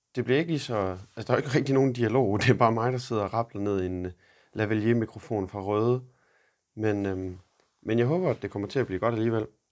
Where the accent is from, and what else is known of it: Denmark; moved away as an adult; now in Boston, United States